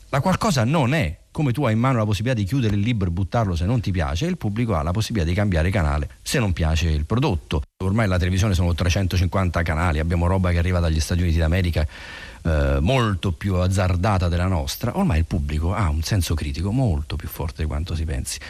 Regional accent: Rome, Lazio, Italy; noi che siamo romani

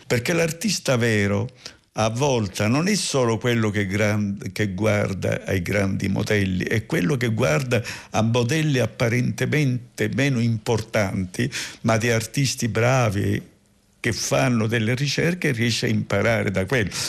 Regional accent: Barcellona Pozzo di Gotto, Sicily, Italy; Per tornare alla mia nascita, io sono nato lì, in una famiglia

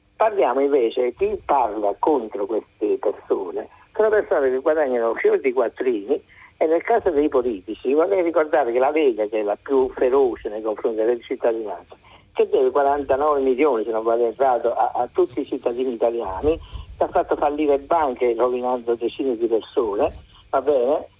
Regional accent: Naples, Campania, Italy; io sono di Napoli

